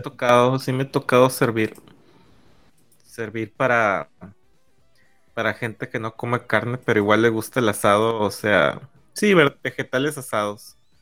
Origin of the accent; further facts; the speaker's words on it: northern Mexico, Mexico; como buen norteño